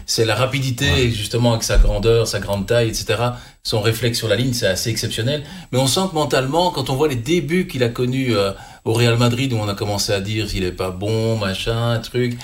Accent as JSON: {"language": "French", "country": "Belgium", "said": "on est belge"}